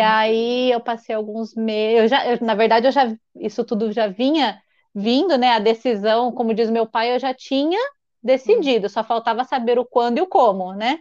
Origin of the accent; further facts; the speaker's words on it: Marília, São Paulo, Brazil; moved away as an adult; now in Piracicaba, Brazil; eu nasci e cresci em Marília.